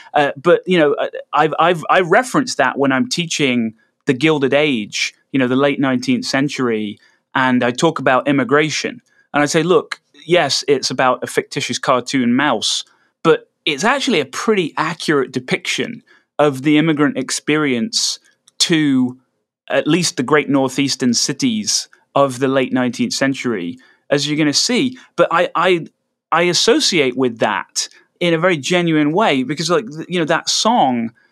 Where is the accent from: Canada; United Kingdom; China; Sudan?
United Kingdom; moved away as an adult; now in United States